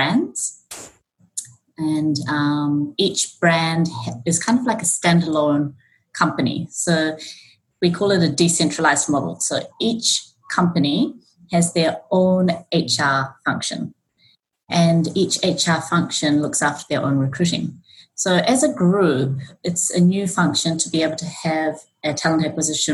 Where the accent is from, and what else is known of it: New Zealand; born or raised there; moved away as an adult; also born or lived in Auckland, New Zealand; now in Japan